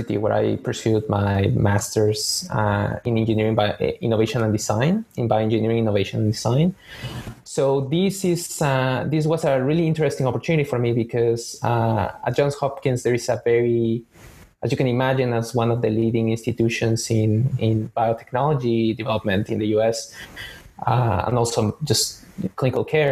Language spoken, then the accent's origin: English; Mexico City, Mexico; moved away as an adult; now in Boston, United States; I'm originally from Mexico City, born and raised